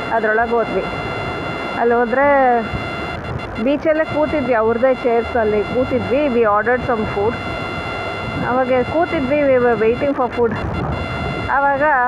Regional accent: Bengaluru, Karnataka, India; ನಾನು ಬೆಂಗಳೂರೊಳೆ

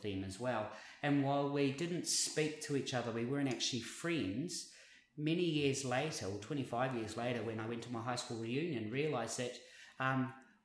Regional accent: Invercargill, Southland, New Zealand; now in Brisbane, Australia; I came from Invercargill, which is a population of 50,000 people.

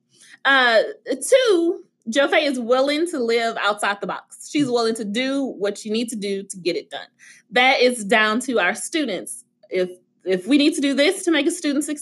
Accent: the South, United States; I'm from the South

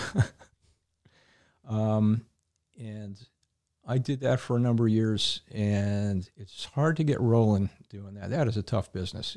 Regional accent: Hamden, Connecticut, United States; I grew up in Hamden

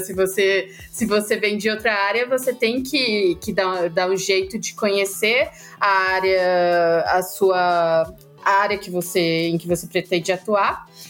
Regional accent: Ceará, Brazil; eu sou cearense, eu sempre gosto de começar dizendo de onde eu venho. É, e além de vir do Ceará

